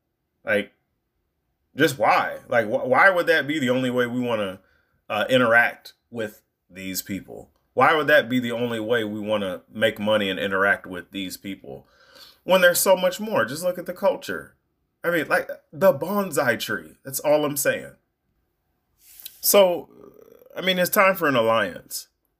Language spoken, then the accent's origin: English; United States; as an American, as an African American man